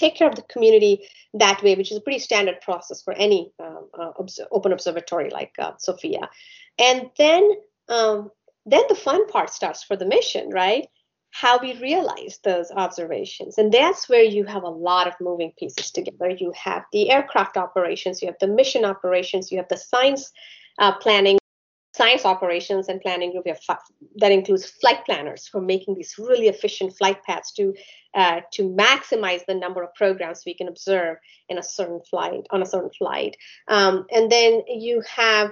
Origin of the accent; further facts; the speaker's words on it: India; now in United States; I grew up in India, so you know, I went to school there